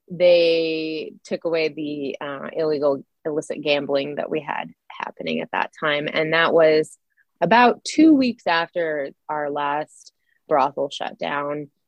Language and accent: English; Idaho, United States; Oh, uh, so I grew up in the 80s and 90s. I graduated in 99. At that time, uh, we were pretty economically depressed here.